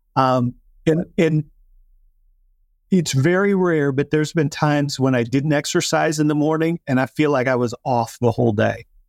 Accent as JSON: {"language": "English", "region": "South Dakota", "country": "United States", "tie": "born or raised there", "said": "I grew up in South Dakota"}